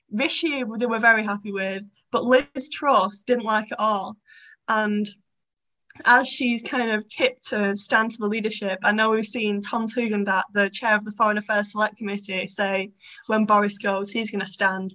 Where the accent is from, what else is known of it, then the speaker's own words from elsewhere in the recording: Bolton, North West England, United Kingdom; I'm from Bolton